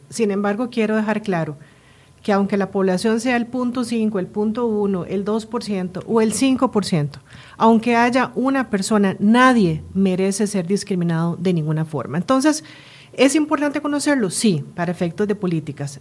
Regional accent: Costa Rica; moved away; also born or lived in Spain; yo soy tica española, mi esposa es suiza, nos movemos a Costa Rica por temas de trabajo, regresamos al país después de muchos años

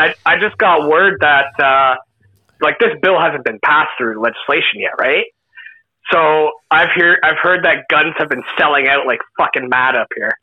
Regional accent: Canada

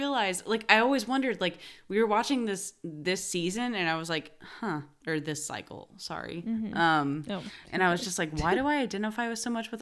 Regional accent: Indiana, United States; also born or lived in Arkansas; I grew up in Indiana

